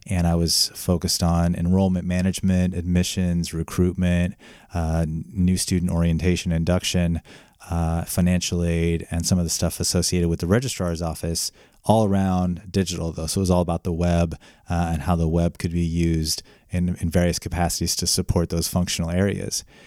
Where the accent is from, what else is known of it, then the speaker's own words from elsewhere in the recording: Iowa, United States; moved away as an adult; also born or lived in Oregon; now in United Kingdom; I'm originally from Iowa